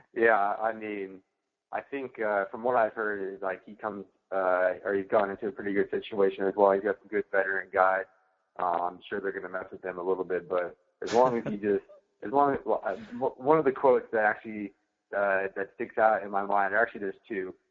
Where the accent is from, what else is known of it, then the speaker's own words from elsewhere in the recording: Chelan, Washington, United States; my hometown um, where I grew up in North Central Washington, really small community, Lake Chelan